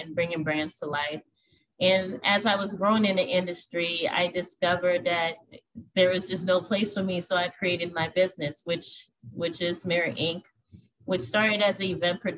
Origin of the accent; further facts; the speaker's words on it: New Orleans, Louisiana, United States; now in Minneapolis, United States; I was born and raised in New Orleans, Louisiana, and I currently live in Minneapolis, Minnesota